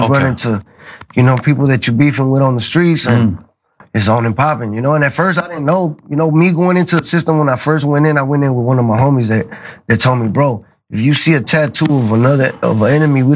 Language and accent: English; Los Angeles, California, United States; I was from a real active neighborhood, you know, Florence